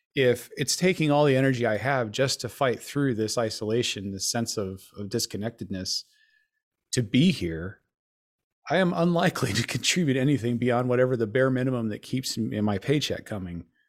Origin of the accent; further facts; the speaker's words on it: Denver, Colorado, United States; I also am from Denver, Colorado, grew up there.